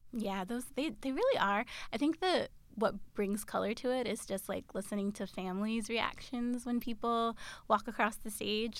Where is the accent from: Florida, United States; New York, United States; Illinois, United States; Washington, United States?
New York, United States; New York City; I grew up in Queens